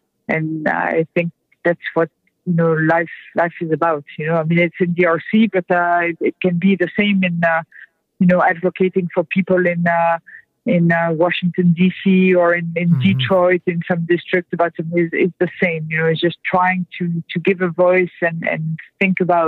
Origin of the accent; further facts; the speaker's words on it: France; now in United States; I'm French to start. I'm not an American born person